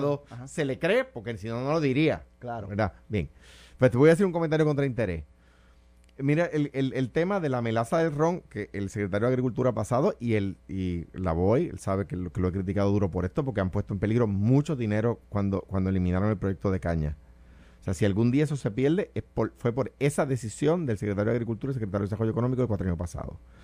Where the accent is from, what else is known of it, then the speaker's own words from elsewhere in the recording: Puerto Rico; como siendo puertorriqueño